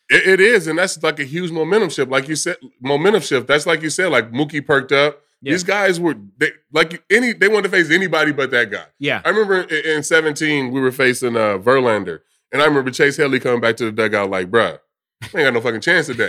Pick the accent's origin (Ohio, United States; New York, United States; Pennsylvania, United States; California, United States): California, United States; moved away; Growing up in California